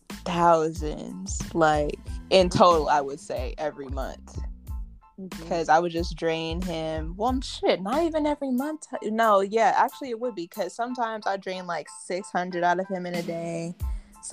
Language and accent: English; California, United States; I'm from California